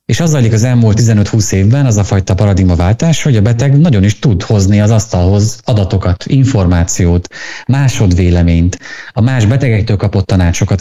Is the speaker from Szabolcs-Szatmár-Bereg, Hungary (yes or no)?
yes; Szabolcs-Szatmár-Bereg, Hungary; Én Szabolcsi vagyok